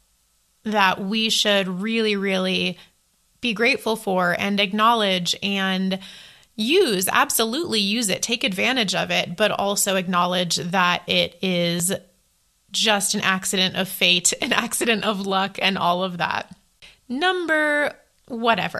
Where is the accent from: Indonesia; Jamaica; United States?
United States; moved away as an adult; also born or lived in Taiwan; as an American